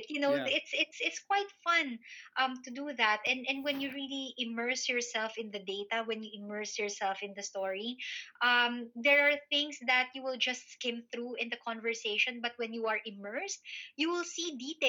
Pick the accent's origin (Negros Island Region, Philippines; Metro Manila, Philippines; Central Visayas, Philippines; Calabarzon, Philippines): Metro Manila, Philippines; Manila; moved away as an adult; now in United Kingdom; I grew up in Manila, and that didn't really have a very islandy feel.